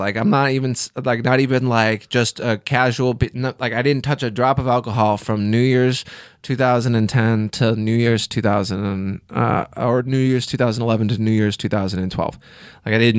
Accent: Illinois, United States; moved away as an adult; also born or lived in Chicago; I'm from Illinois. I spent a lot of years in Chicago, but I didn't start doing comedy until I moved to Central Illinois.

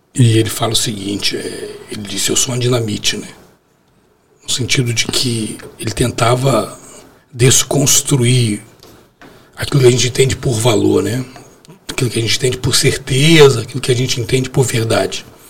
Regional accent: Brazil; a gente nasceu no Brasil e fala português, não falo árabe

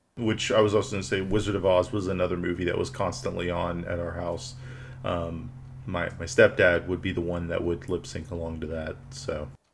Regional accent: Houston, Texas, United States; growing up in Southeast Corner of Houston

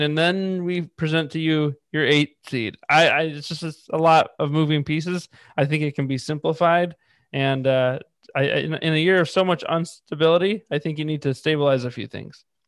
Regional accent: Northeast Ohio, United States; moved away; also born or lived in Chicago; I'm from Northeast Ohio. I lived in Chicago.

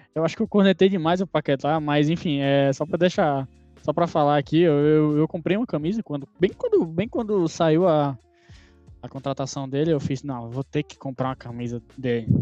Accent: Brazil; eu sou brasileiro

